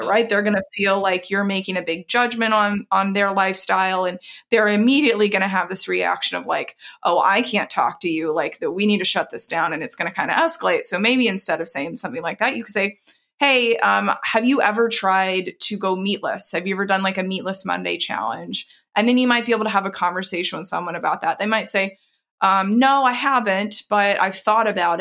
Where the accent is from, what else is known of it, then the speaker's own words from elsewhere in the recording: the South, United States; moved away; I grew up in the South